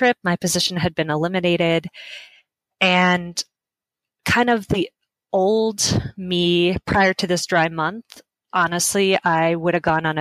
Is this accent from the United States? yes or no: yes; Las Vegas, Nevada, United States; I started a website in my hometown of Las Vegas